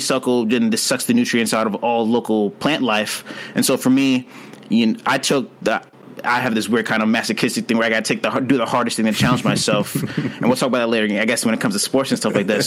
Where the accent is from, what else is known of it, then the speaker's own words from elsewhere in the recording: St. Louis, Missouri, United States; moved away; also born or lived in Philadelphia; growing up in St. Louis